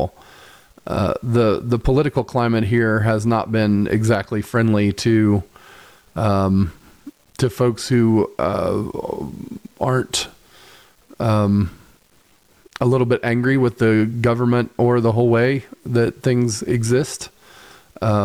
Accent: Muncie, Indiana, United States; also born or lived in Nashville, Tennessee / Greenfield, Indiana; now in Indianapolis, United States; when I was younger, I grew up in Muncie

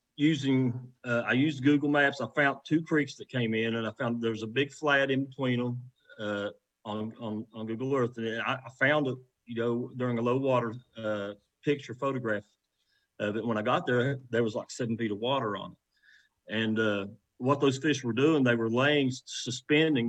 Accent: West Virginia, United States

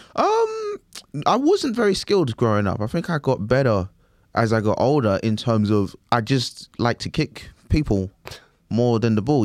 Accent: London, United Kingdom; grew up in London, East London

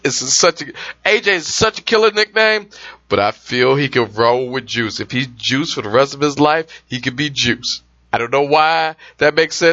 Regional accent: Michigan, United States; the Michigan State House, my home state actually

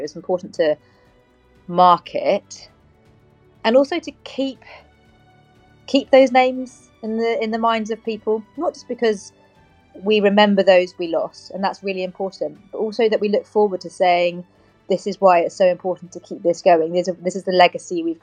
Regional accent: Cornwall, South West England, United Kingdom; I'm a Cornish girl

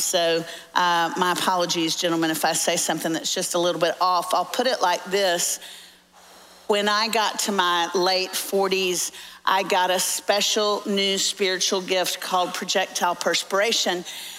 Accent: Orlando, Florida, United States; now in Nashville, United States; I'm actually from Orlando, so I'm a Florida fan. Lived in Tennessee for 30 years, which is why I sound like I was raised in a barn now.

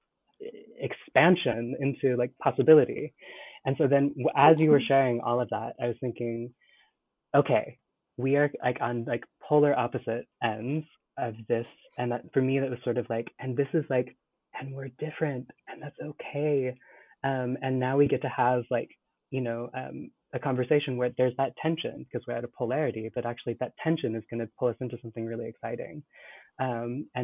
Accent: California, United States; so I grew up in California in the 90s into the aughts

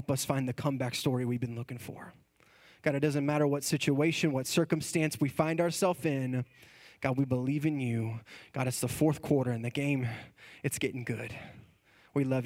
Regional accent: Texas, United States; we are from Texas

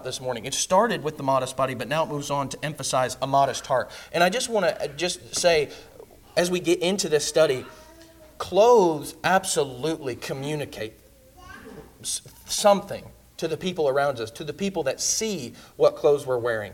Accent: Indiana, United States; moved away; also born or lived in Kentucky; I'm from Indiana

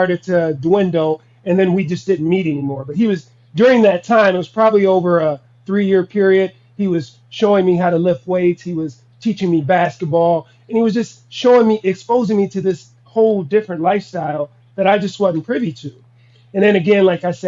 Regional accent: Minnesota, United States; also born or lived in Wichita, Kansas

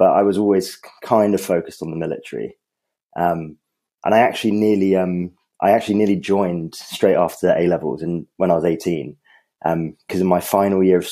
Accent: Colchester, East of England, United Kingdom; I grew up in Colchester, which is where the parachute regiment is based

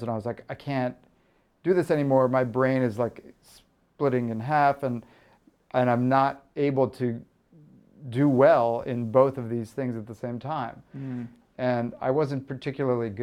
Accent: San Antonio, Texas, United States; moved away as an adult; I was from San Antonio. There is no entertainment industry.

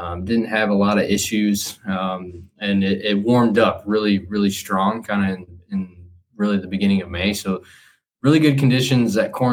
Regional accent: Michigan, United States; moved away as an adult; also born or lived in Kentucky; now in Indiana, United States; So by way of Michigan, so I grew up in Michigan. I grew up farming family, just been around agriculture my whole life.

